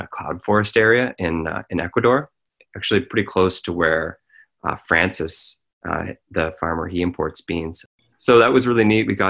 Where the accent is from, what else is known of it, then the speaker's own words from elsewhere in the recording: Smiths Falls, Ontario, Canada; we bought a house in my hometown of Smiths Falls